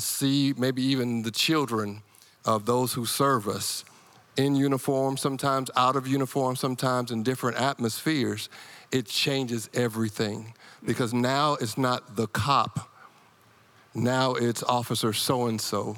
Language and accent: English; Iowa, United States; moved away; growing up in Iowa